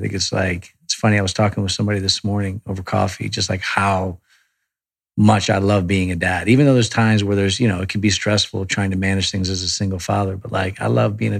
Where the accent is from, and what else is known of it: Connecticut, United States; born or raised there; now in Beverly Hills, United States